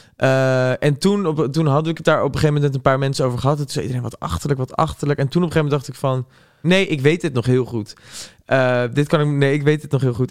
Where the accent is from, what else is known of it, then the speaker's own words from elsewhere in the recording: Gouda, South Holland, Netherlands; now in Amsterdam, Netherlands; in Gouda kom of zo, waar ik vandaan kom